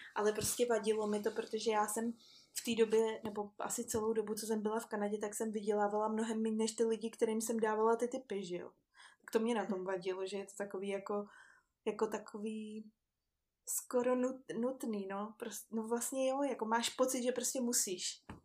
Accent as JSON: {"language": "Czech", "country": "Czechia", "also_born_or_lived": "Vancouver, Canada", "said": "u nás v Čechách"}